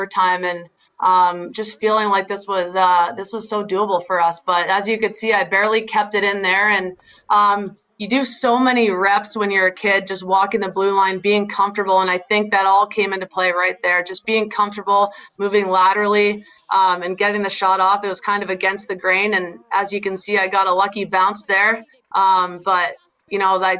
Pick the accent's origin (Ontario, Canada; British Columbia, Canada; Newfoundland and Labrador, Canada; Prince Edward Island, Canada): Ontario, Canada; Newcastle; moved away as an adult; now in Boston, United States; growing up in Newcastle was such a huge part of my journey.